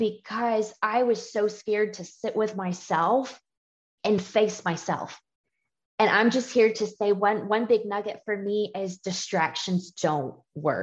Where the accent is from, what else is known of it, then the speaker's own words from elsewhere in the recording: Georgia, United States; I grew up in a Southern home. I'm from Georgia